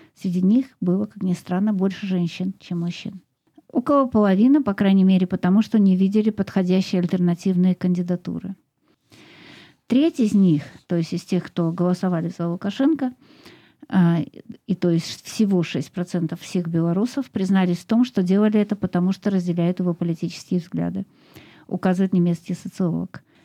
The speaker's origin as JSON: {"language": "Russian", "region": "Moscow", "country": "Russia", "said": "я из России, и большую часть своей жизни прожила в Москве"}